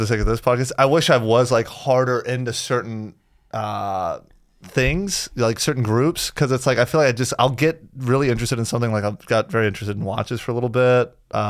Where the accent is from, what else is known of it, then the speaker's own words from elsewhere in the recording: the South, United States; I'm from the South. I've heard it all my life.